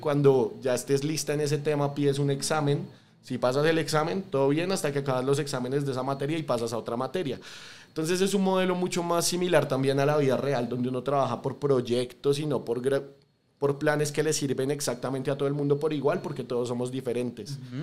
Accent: Bogotá, Colombia; Yo soy un latinoamericano súper orgulloso, especialmente de Bogotá.

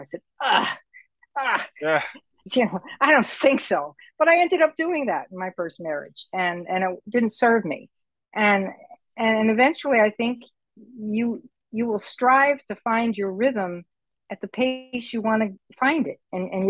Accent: United States; now in Puerto Rico; I'm on an island, for example, that I'm a minority. I'm an American here on Puerto Rico. So I'm a minority. And when I came here, I didn't speak Spanish. I do now.

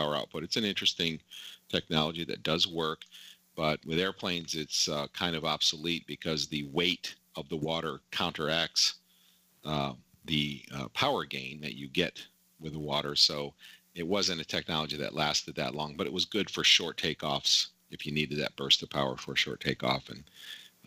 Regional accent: New Port Richey, Florida, United States; I grew up in Newport Richey

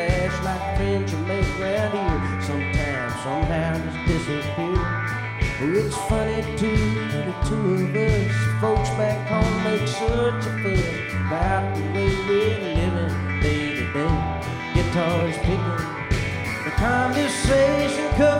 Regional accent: Ellaville, Georgia, United States; I'm obviously not from Cleveland, Ohio. I am from South Georgia.

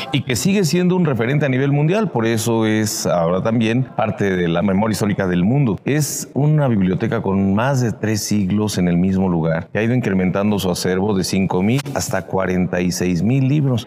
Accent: Puebla, Mexico; como poblanos podemos disfrutar

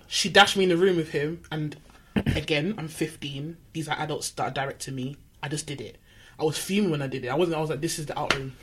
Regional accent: London, United Kingdom; I was from Manor House

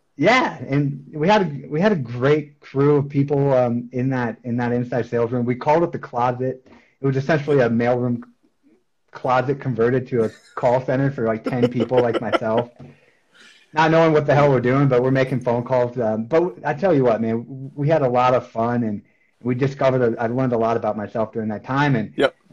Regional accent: Beaver Dam, Wisconsin, United States; moved away as an adult; also born or lived in Iowa / Minneapolis, Minnesota; now in Colorado, United States; I was born in Iowa, and uh, shortly after Iowa, my family moved to Wisconsin, and they grew up in Wisconsin, maybe about 20 minutes away from Madison, um, okay. down in like the southeast part of the state, in a town called uh, Beaver Dam, Wisconsin

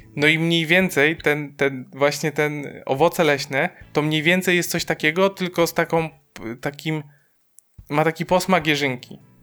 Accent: Silesian Voivodeship, Poland; my jesteśmy ze Śląska

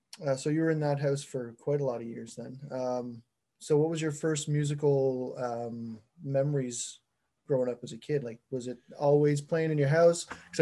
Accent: Miramichi, New Brunswick, Canada; I grew up here. When I was young, we moved to like Murray Settlement, like just outside of Rogersville for like a couple of years when I was like, I don't know, grade two, I think.

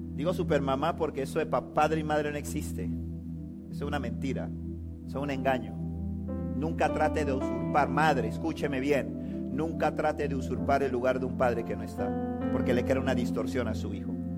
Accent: Panama City, Panama; nosotros vivimos en Panamá, yo me crié toda mi vida en Río Abajo, viví 29 años de mi vida en Río Abajo

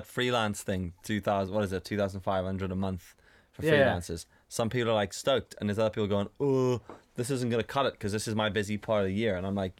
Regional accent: South Africa; growing up in South Africa and seeing what the States is like

